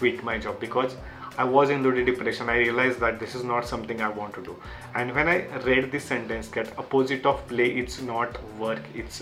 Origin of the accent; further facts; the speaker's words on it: Marathi, Maharashtra, India; English is a second language; my English is not that good because I am from the Marathi background